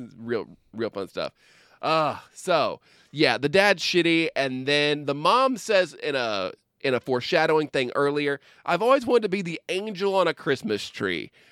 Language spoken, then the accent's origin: English; Midwest, United States; we grew up in the Midwest